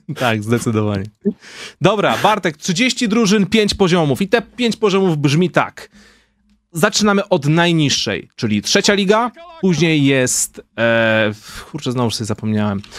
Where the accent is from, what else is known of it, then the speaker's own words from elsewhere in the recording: Wołczyn, Opole Voivodeship, Poland; moved away; my z Wołczyna